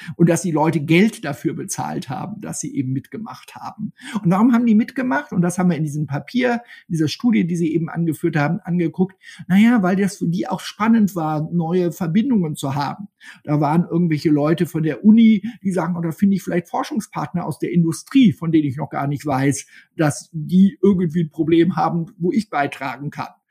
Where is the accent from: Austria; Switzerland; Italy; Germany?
Germany; Wir sind als Deutsche